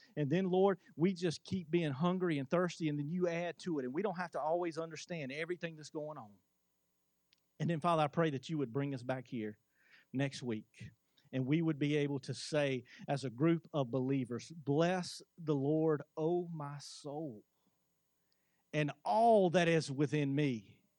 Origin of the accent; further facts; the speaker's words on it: United States; as an American